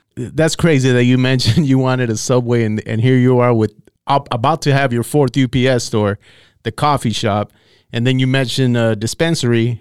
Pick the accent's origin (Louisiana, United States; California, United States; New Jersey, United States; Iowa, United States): California, United States; Santa Paula; I grew up in Santa Paula